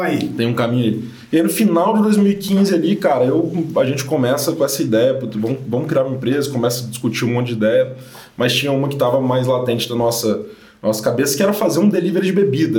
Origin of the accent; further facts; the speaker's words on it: Guarapari, Espírito Santo, Brazil; also born or lived in Vitória; eu sou do Espírito Santo, sou nascido em Guarapari, é, mas me mudei para Vitória, que é a capital, há uns 12 anos, quando fui fazer faculdade.